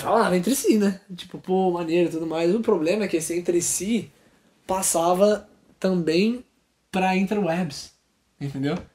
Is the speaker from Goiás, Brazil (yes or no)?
no; Rio de Janeiro, Brazil; eu sou carioca